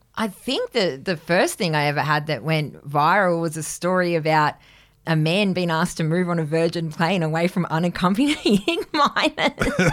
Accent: Grafton, New South Wales, Australia; now in Sydney, Australia; growing up in Grafton

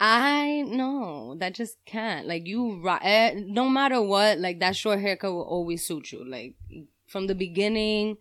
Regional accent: New York City, New York, United States; now in Yonkers, United States; I'm originally from Harlem, Spanish Harlem

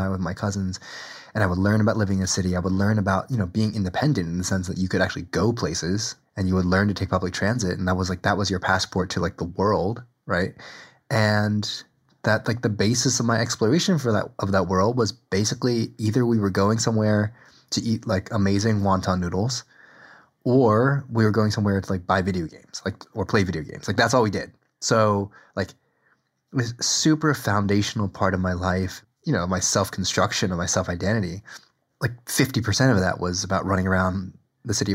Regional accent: New Jersey, United States; I was raised in middle and then upper middle class suburbs

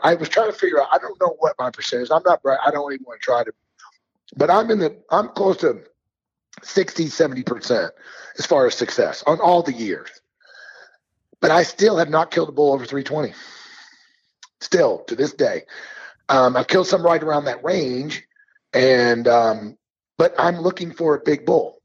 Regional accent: Missouri, United States; now in Montana, United States; I grew up in Missouri

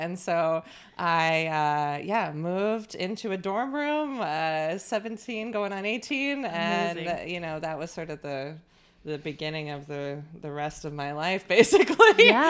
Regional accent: Long Island, New York, United States; now in Brooklyn, United States; one of the perks of growing up on Long Island is that you get to visit New York City all the time. And so from a very young age, I've been coming to New York.

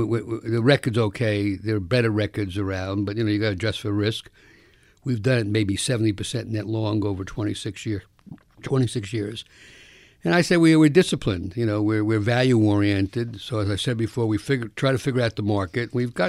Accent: Bronx, New York, United States; I grew up in the South Bronx, and you can give them the Rockefeller salute for me.

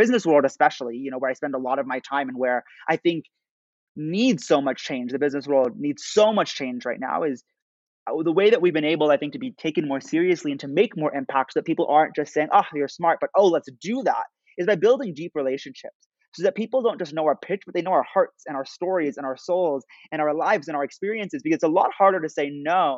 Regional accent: United States; growing up as an American Muslim

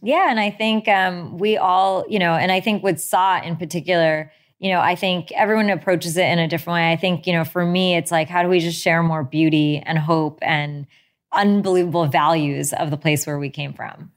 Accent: United States; my parents immigrated here in the seventies. And I grew up in a town that actually didn't have many Indian people

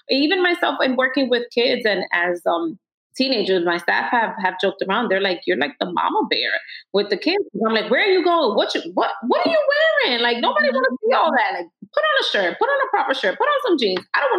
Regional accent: New York City, New York, United States; I grew up in Washington Heights, walking down the neighborhood.

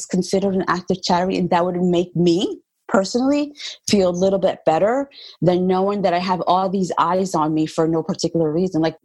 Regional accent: United States; I was born in the United States. My parents are from Puerto Rico.

